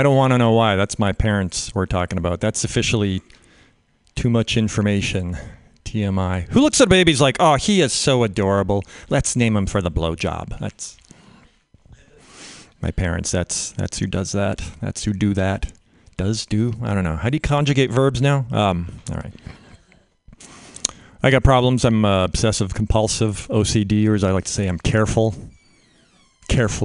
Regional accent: Canada; now in United States; I'm a Canadian. Grew up in Canada

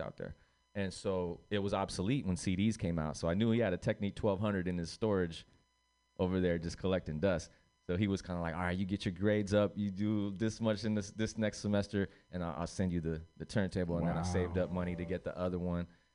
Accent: Redwood City, California, United States; also born or lived in Puerto Rico / San Mateo; I was born in Puerto Rico. And when we left Puerto Rico and came to the Bay, basically, Redwood City was kind of where we kicked it first

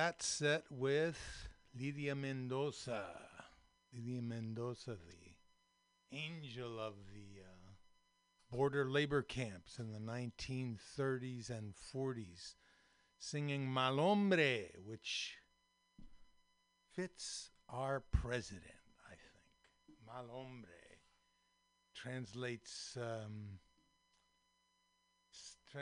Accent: Daly City, California, United States; born or raised there; also born or lived in San Francisco, California / Marin, California

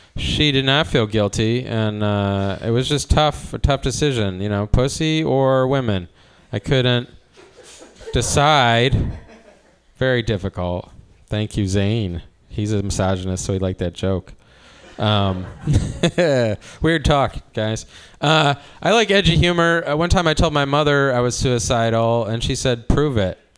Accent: Cleveland, Ohio, United States; now in Oakland, United States; I'm from Cleveland

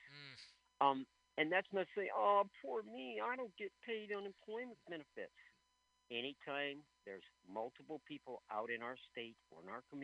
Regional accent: United States; I'm an American. I'm proud of being American.

